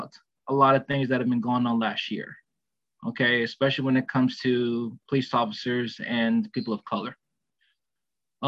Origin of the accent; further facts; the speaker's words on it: Miami, Florida, United States; moved away; my old hometown.